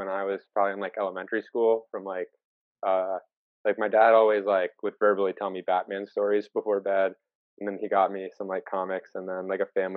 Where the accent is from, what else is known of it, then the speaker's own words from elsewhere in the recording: Maryland, United States; we're both from Maryland.